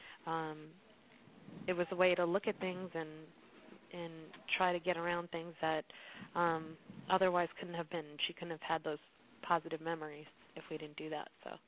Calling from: New York, United States; I'm calling you from New York.

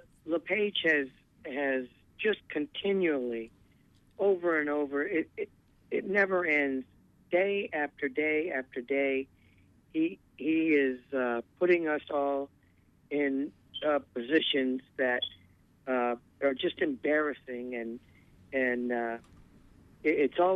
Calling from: Indian Island, Maine, United States; I'm calling from Indian Island.

